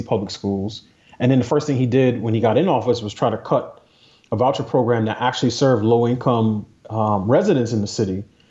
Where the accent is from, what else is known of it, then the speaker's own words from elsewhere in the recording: New York City, New York, United States; I grew up in New York City. There weren't that many Republicans to vote for.